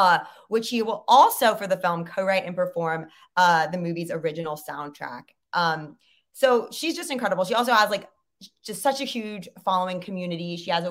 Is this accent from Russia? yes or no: no; China; cause I grew up in China.